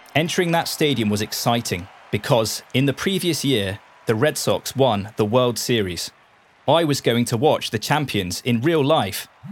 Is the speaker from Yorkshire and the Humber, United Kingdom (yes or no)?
no; Portsmouth, South East England, United Kingdom; accent: British; I grew up in the city of Portsmouth